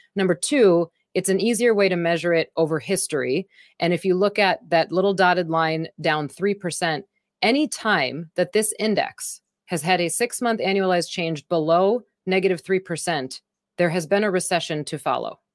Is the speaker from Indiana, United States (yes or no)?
no; Wisconsin, United States; I'm from Wisconsin